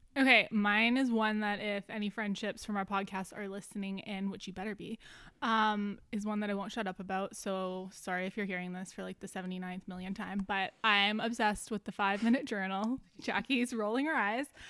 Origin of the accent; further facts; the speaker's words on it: Canada; also born or lived in Vancouver; being Canadian